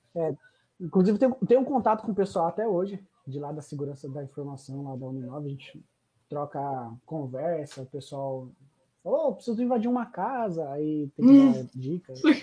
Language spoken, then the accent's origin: Portuguese; Greater ABC, São Paulo, Brazil; não sou de São Paulo capital, sou do, do, grande ABC